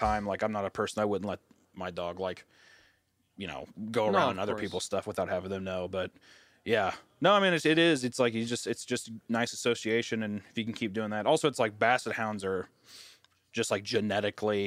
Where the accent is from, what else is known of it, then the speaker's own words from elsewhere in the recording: Kearney, Missouri, United States; I'm from Kearney, Missouri, which is outside of Kansas City, Missouri.